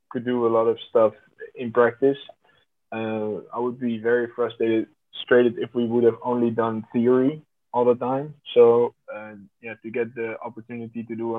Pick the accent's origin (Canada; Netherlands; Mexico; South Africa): Netherlands; The Hague, South Holland; So I grew up in The Hague amongst very different cultures too